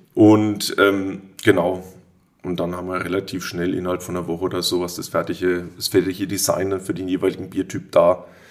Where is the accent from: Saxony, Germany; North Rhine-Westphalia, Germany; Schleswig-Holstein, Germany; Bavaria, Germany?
Bavaria, Germany; Würzburg; also born or lived in Fulda; now in Oberelsbach, Germany; geboren in Fulda, aufgewachsen in Würzburg, aber mit äh, großen Anteilen hier in Oberelsbach, weil meine Mama von hier kam